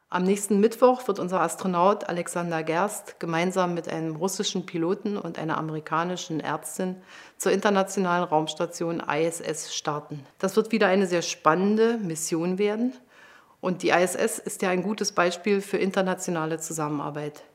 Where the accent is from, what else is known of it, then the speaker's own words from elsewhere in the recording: Germany; wir als Deutsche